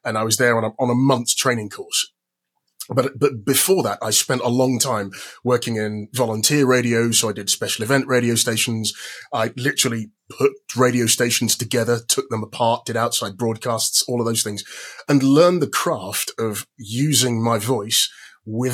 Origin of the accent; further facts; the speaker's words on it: London, United Kingdom; I am from London as well.